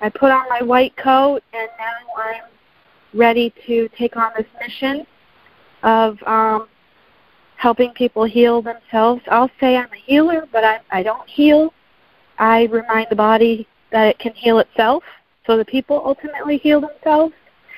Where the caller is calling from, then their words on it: Sarasota, Florida, United States; I know Melissa. I'm from Sarasota.